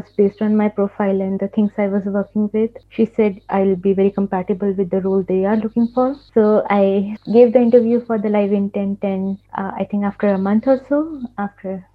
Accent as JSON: {"language": "English", "country": "India", "also_born_or_lived": "Dubai", "moved": "as an adult", "lives_now": "Germany", "said": "being an Indian"}